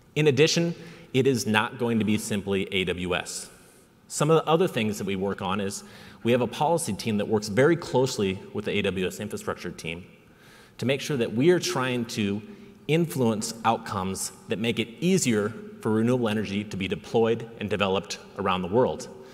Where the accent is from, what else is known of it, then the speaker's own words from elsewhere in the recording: South Dakota, United States; now in Seattle, United States; I was born and raised in South Dakota